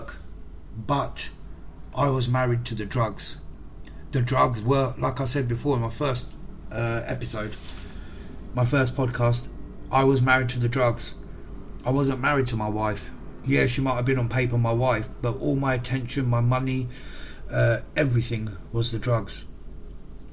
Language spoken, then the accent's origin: English; England, United Kingdom; I'm from England. I'm a British lad